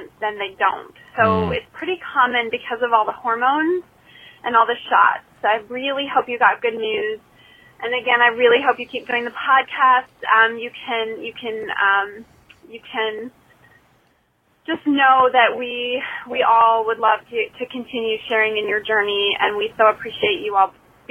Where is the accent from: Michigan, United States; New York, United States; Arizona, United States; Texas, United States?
Michigan, United States; Kalamazoo; now in North Carolina, United States; I'm originally from Kalamazoo, Michigan